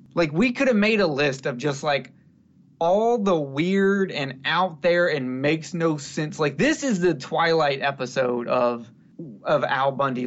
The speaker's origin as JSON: {"language": "English", "region": "the South", "country": "United States", "said": "I'm from the South"}